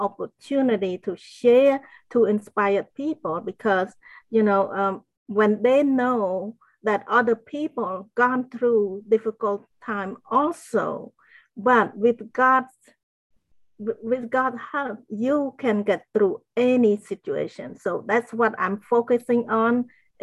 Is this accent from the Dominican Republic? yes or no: no; Cambodia; moved away; I grew up in Cambodia